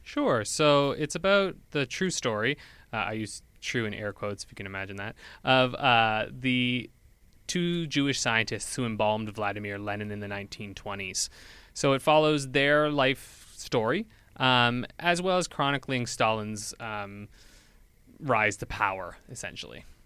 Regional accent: New Brunswick, Canada; moved away as an adult; now in Edmonton, Canada; I'm from New Brunswick. I'm not from Edmonton

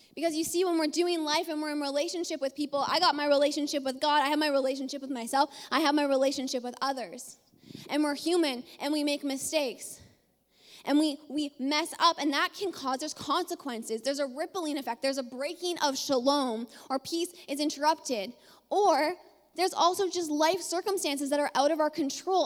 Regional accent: Ontario, Canada; moved away as an adult; also born or lived in British Columbia; we are both from Ontario

